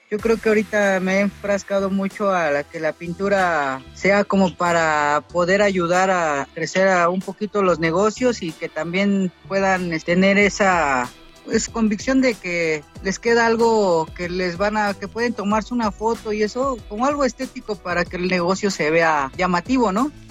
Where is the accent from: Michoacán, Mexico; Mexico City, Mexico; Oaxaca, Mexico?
Mexico City, Mexico; al, al lugar de donde, de donde soy, de Valle Gómez.